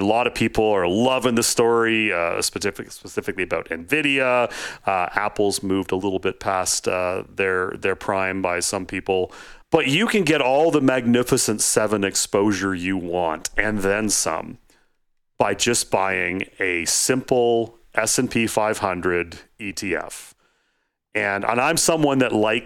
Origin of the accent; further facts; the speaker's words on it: Canada; I'm Canadian. I live just outside of Toronto.